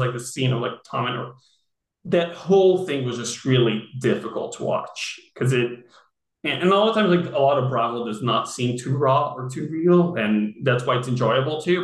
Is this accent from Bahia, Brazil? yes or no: no; Rio de Janeiro, Brazil; also born or lived in San Francisco / New York; now in Los Angeles, United States; I'm from Rio